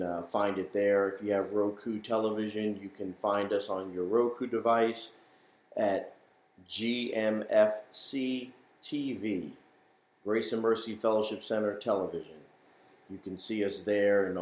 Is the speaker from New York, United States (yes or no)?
yes; New York City, New York, United States; moved away; growing up in New York, going to church there in the Bronx